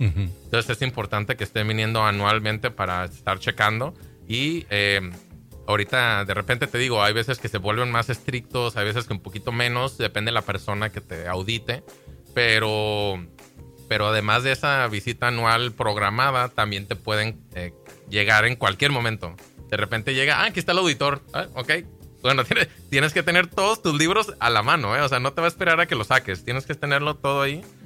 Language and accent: Spanish; Baja California, Mexico; aquí en Baja California, es mi tierra, es donde crecí